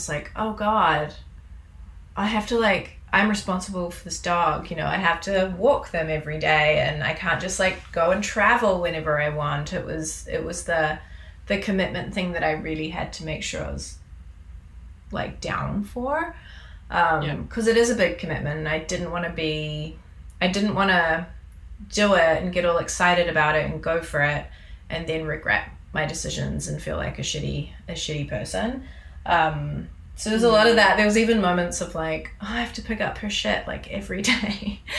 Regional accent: New Zealand; now in Canada; Like, I come from New Zealand, where if you bring an animal in, they're in quarantine for like 6 to 8 weeks before you can get them, and it's really expensive.

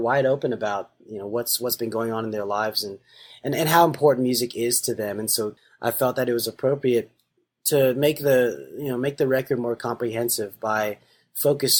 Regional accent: Nashville, Tennessee, United States; my community growing up in Nashville

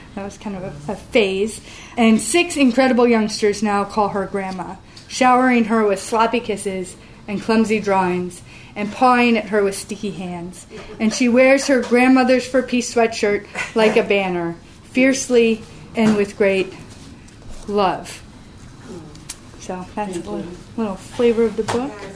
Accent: New London, Connecticut, United States; in my hometown of uh, New London, Connecticut

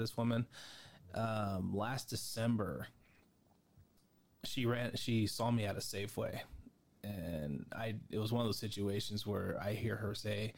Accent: San Jose, California, United States; I'm from East San Jose

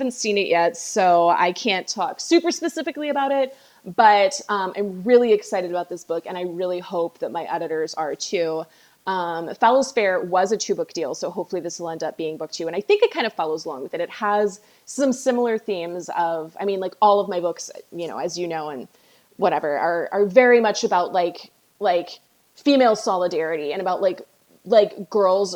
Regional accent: Virginia, United States; I'm from Virginia and we have a lot of ownership of Poe here.

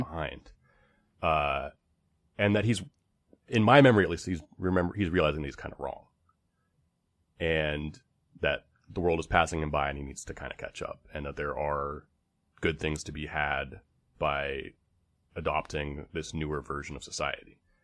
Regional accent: United States; growing up in America

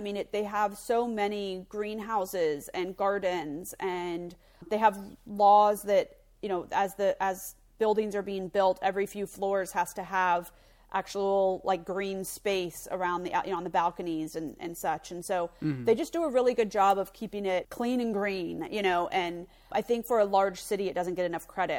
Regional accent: Florida, United States; I'm from Florida

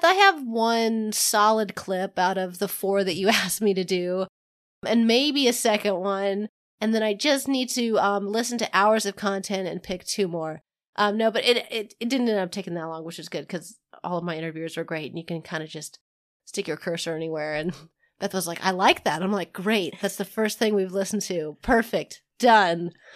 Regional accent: Kansas, United States; I'm from Kansas

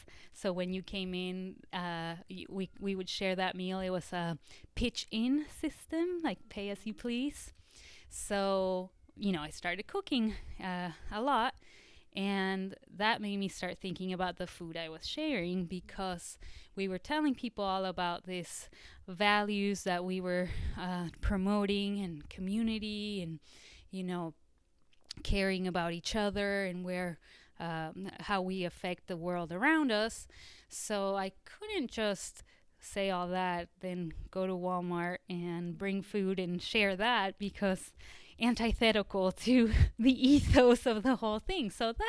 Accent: Mexico City, Mexico; also born or lived in Seattle, Washington; now in Arkansas, United States; I grew up in Mexico City, so kind of a concrete jungle kind of girl. And then I moved to Washington State, and I went to college in Seattle.

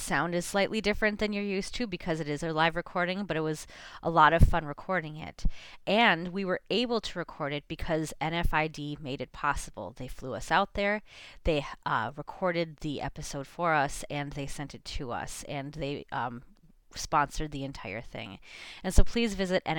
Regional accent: St. Paul, Minnesota, United States; Born and raised in St. Paul

